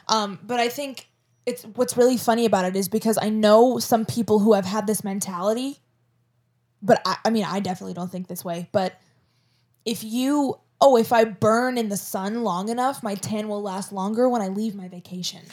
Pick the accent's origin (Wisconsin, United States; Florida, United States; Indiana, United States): Florida, United States; if I don't have a Florida accent, then what the fuck do I have?